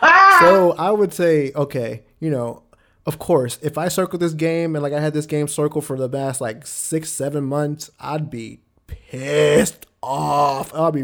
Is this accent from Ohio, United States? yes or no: no; Austin, Texas, United States; you know, I'm from Austin